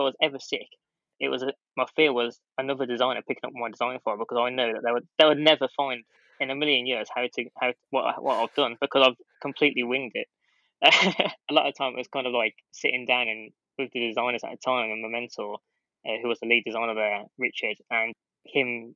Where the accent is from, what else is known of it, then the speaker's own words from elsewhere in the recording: Bromsgrove, West Midlands, United Kingdom; my hometown of Bromsgrove